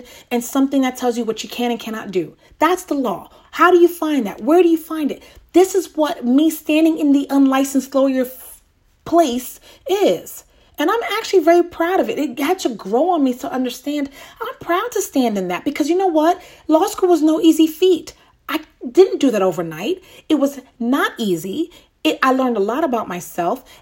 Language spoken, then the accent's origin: English; New York, United States; moved away; That's my home. That's my, my hometown, born and raised there